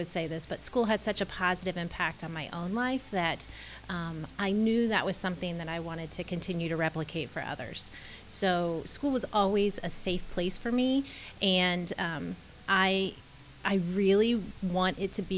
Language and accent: English; Mason, United States; growing up in Mason